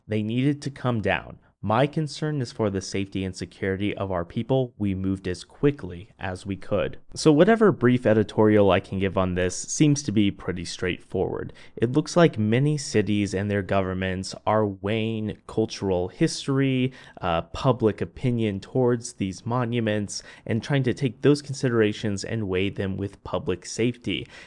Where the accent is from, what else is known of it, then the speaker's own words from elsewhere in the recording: Midwest, United States; I'm from the Midwest